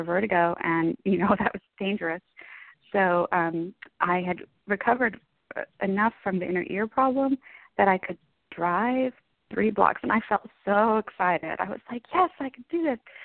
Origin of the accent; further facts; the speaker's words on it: Dallas, Texas, United States; I'm from the Dallas area in Texas